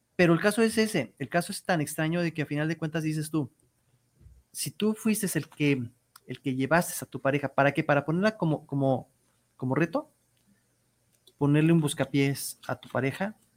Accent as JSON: {"language": "Spanish", "country": "Mexico"}